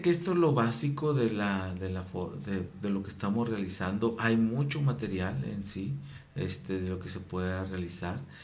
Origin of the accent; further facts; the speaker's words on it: Mexico; soy mexicano, voy guadalupano